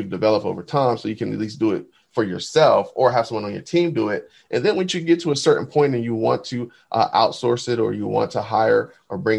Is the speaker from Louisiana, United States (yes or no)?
no; New Jersey, United States; moved away; I'm from New Jersey originally